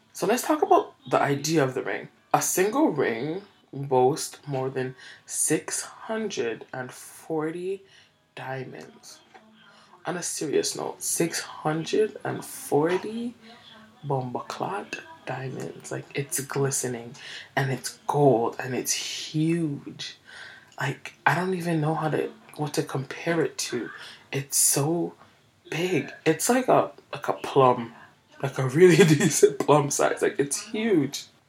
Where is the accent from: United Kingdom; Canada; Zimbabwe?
Canada